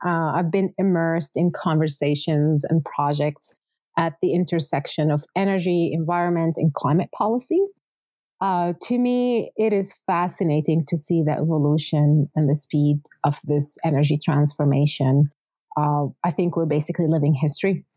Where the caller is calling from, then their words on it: Calgary, Alberta, Canada; I'm calling today from Treaty 7 here in Calgary